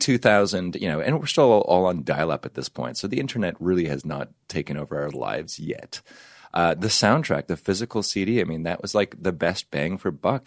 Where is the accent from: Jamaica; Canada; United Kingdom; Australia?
Canada; now in United States; I'm from Canada